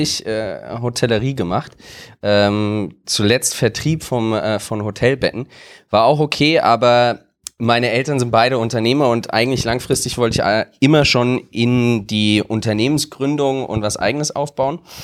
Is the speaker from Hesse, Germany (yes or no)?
yes; Wiesbaden, Hesse, Germany; meine Heimatstadt